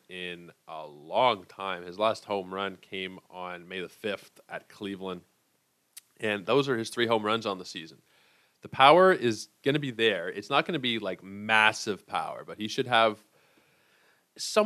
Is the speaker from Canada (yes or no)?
yes; Toronto, Ontario, Canada; I am from Toronto